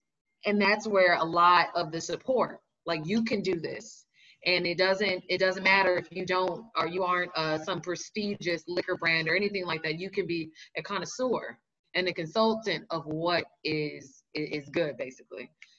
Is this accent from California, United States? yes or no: yes; Los Angeles, California, United States; now in New York, United States; I'm originally from Los Angeles. And I then did the migration to New York. I've always wanted to live in New York.